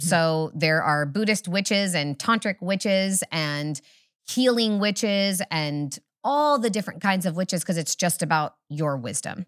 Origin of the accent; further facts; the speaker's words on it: Humboldt County, Northern California, United States; I'm from Humboldt, slightly farther north